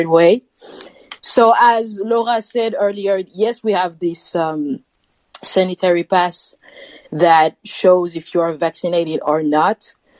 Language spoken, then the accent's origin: English; Paris, Île-de-France, France; Paris, France, another Frenchie here